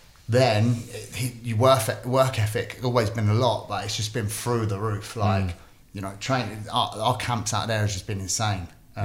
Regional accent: Windsor, South East England, United Kingdom; But growing up in Windsor and stuff, like that, it's not as rough area

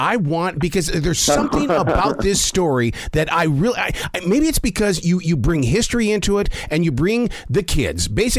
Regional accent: Montana, United States; I'm from Montana.

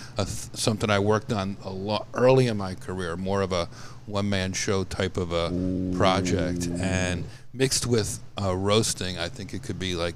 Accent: New Jersey, United States; When we're in New Jersey, growing up in Jersey, you have to.

